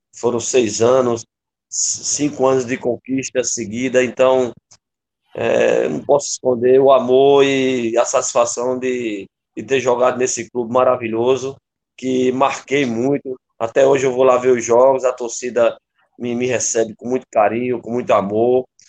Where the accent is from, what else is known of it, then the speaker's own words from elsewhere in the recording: Campina Grande, Paraíba, Brazil; moved away as an adult; also born or lived in Recife, Pernambuco; now in Pernambuco, Brazil; Eu sou paraibano de Campina Grande.